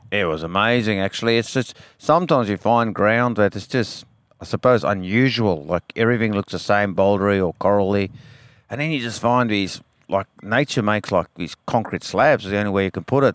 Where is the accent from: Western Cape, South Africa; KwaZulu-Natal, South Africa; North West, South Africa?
Western Cape, South Africa; now in Western Australia, Australia; I grew up in South Africa